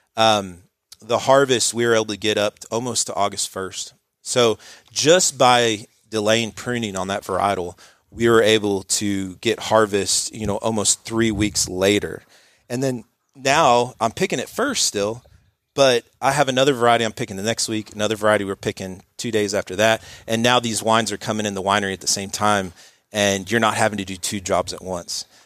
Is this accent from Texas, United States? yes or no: yes; Dallas, Texas, United States; also born or lived in New Hampshire / Wisconsin; I grew up in Dallas, um, Richardson area, um, Straight City Kid